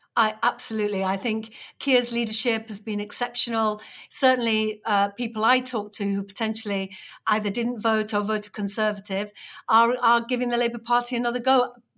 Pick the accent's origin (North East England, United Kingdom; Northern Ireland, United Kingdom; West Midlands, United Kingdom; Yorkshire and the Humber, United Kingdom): Yorkshire and the Humber, United Kingdom; Batley; it's my hometown. She was standing in my hometown